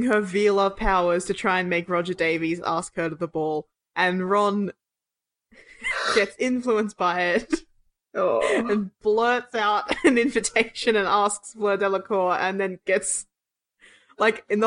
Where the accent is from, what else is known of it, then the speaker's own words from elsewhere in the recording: Australia; I'm Australian